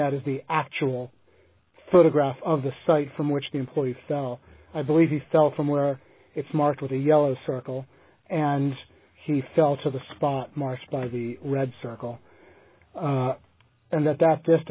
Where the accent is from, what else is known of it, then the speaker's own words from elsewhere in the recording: United States; There are three states that go by the name Commonwealth, Massachusetts being one of them, my home state being another